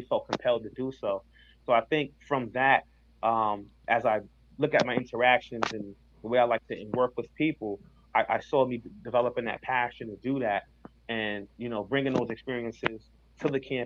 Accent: Hartford, Connecticut, United States; I grew up in Hartford

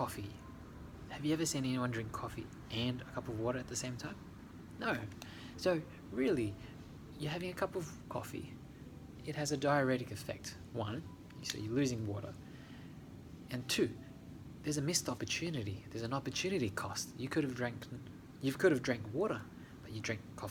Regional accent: Australia; when I grew up in Australia, my mum lived in a house in Helston Park

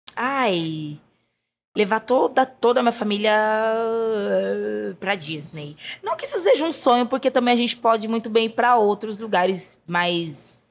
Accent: São Paulo, Brazil; Eu nasci na Zona Oeste, né? Nasci na uhum. Coab Raposo Tavares

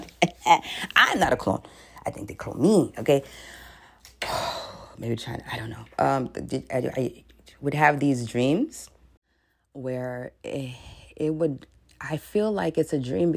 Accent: New York City, New York, United States; I'm from New York City

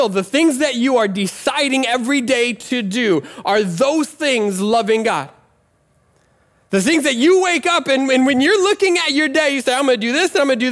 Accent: Nebraska, United States; I'm from Nebraska

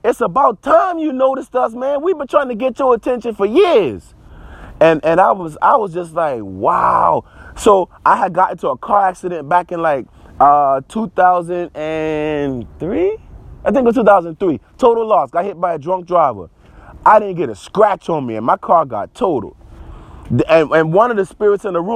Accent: Charleston, South Carolina, United States; I'm from Charleston, South Carolina

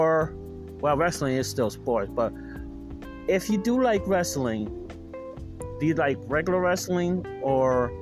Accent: Missouri, United States; I'm from Missouri

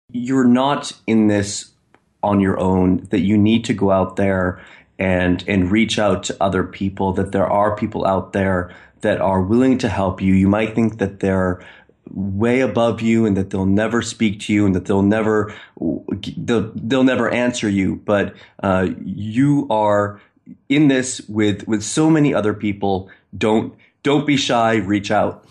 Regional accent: Maine, United States; moved away as an adult; now in Istanbul, Turkey; I'm from Maine, but I'm in Istanbul

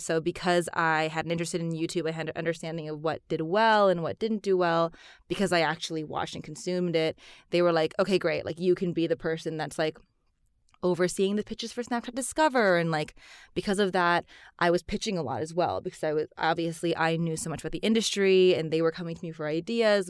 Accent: United States; I am Chinese American. My mom is from Singapore and my dad's actually Chinese from Madagascar.

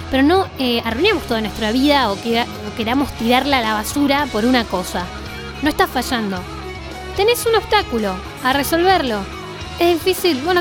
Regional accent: Bariloche, Río Negro, Argentina; soy de Bariloche.

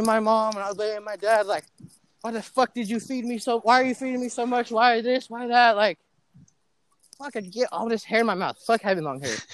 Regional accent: Pleasant Hill, California, United States; growing up in Pleasant Hill

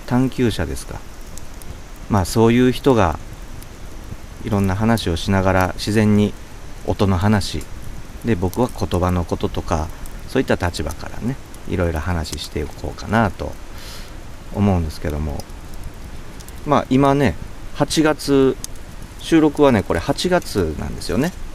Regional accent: Kansai, Japan; 僕は関西出身なんですけど

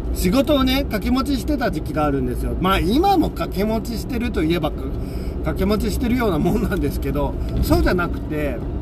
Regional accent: Seto Inland Sea area, Japan; moved away; also born or lived in Kansai; 僕はあの、基本的に瀬戸内海出身なので、味付けが薄いんです。あのー、薄味で育ったんですよ。

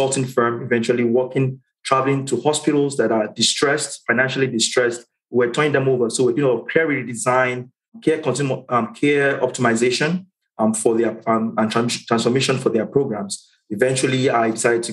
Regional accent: Nigeria; moved away as an adult; also born or lived in Caribbean; now in Atlanta, United States; Came off the boat from Nigeria, landed on the island, culture shock, everything different for me.

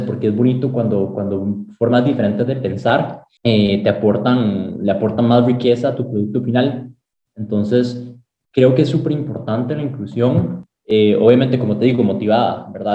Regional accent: Sabanilla, San José, Costa Rica; moved away as an adult; now in United States; yo nací aquí en Costa Rica, en San José. Me crié en Sabanilla, en Montes de Oca. Todos mis primeros 18 años los viví ahí

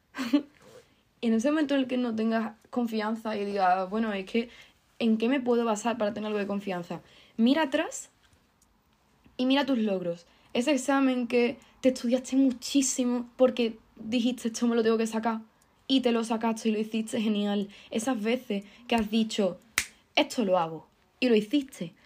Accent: Andalusia, Spain; que soy andaluza

